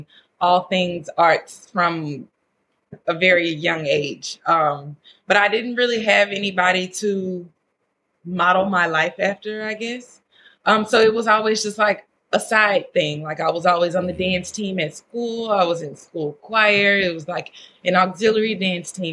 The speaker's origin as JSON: {"language": "English", "region": "Louisiana", "country": "United States", "moved": "yes", "said": "I'm from Louisiana"}